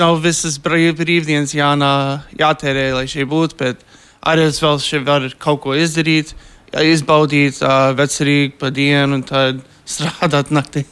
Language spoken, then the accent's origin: Latvian; Philadelphia, Pennsylvania, United States; es esmu arī piedzimis. Es uh, Filadelfijā un vēl tur dzīvoju